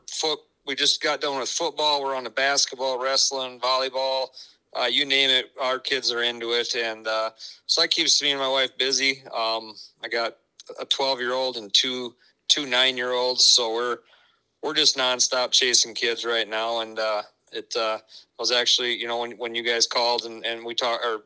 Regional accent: Sioux Falls, South Dakota, United States; I was born and raised in Sioux Falls

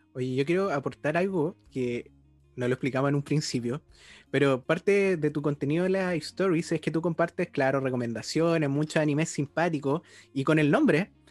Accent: Osorno, Los Lagos, Chile; yo soy de Osorno

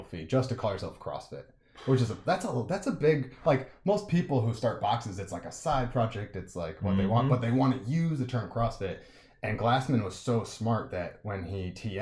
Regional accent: Massachusetts, United States; moved away as an adult; also born or lived in California; I'm from Massachusetts originally.

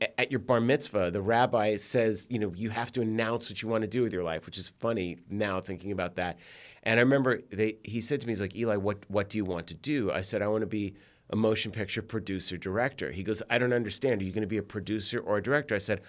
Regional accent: Newton, Massachusetts, United States; moved away; I grew up in Newton.

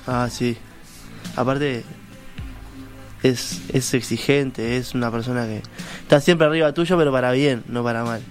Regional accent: Colón, Montevideo, Uruguay; Soy de Colón toda la vida, ahí, a dos, tres cuadras del Olimpia

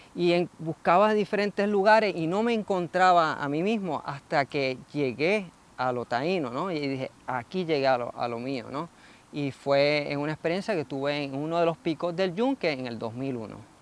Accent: Puerto Rico; quienes somos como puertorriqueños

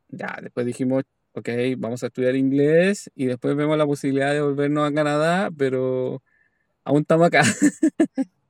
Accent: Chile; now in Australia; Que esto comienza, esta aventura comienza todo en Chile.

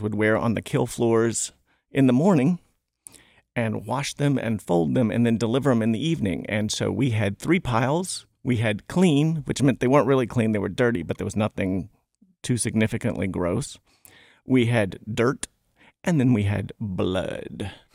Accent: Smithfield, Virginia, United States; I'm from Smithfield, Virginia, where the hams are made.

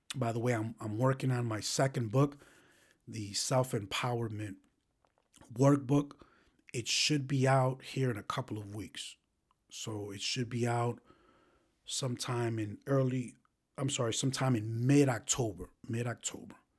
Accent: New York City, New York, United States; growing up in the South Bronx

